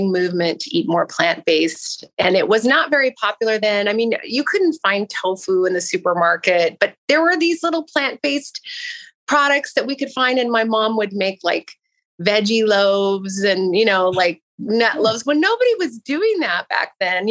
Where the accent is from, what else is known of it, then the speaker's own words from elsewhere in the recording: Pacific Northwest, United States; I grew up in the Pacific Northwest